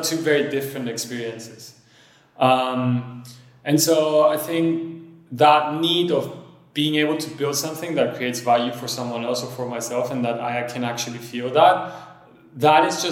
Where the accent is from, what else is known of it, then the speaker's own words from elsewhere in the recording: Cyprus; also born or lived in France; I was born in France, but then grew up in Cyprus